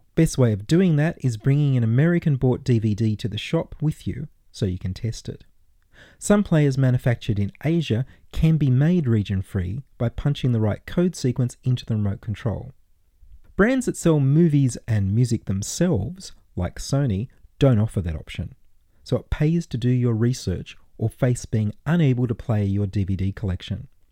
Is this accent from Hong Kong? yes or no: no; Australia; we can be identified as Australians